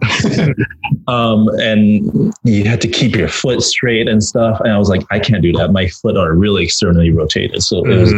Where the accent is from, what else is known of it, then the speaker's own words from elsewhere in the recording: Vancouver, British Columbia, Canada; I'm Canadian. I don't know. I grew up in Vancouver.